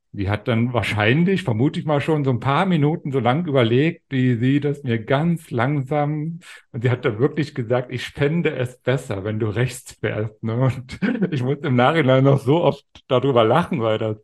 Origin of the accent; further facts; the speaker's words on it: GDR, Brandenburg, Germany; ich bin ja ein Kind der DDR sozusagen, bin 72 in der, in der DDR in Brandenburg geboren